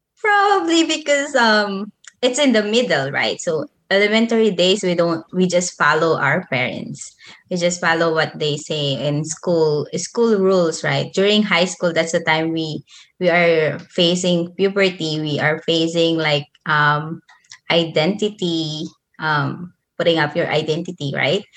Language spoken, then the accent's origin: English; Manila, Metro Manila, Philippines; moved away as an adult; also born or lived in Nueva Ecija; I grew up in Manila, but I was born in Nueva Ecija.